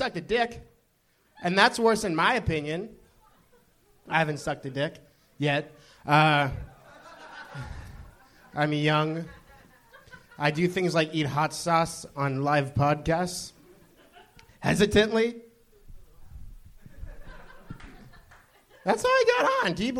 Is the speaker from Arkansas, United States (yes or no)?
no; Orange County, California, United States; Orange County